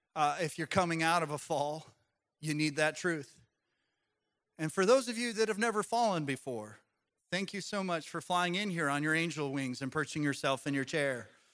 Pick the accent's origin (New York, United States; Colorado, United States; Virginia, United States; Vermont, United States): Colorado, United States; Growing up in Colorado, I used to ski a lot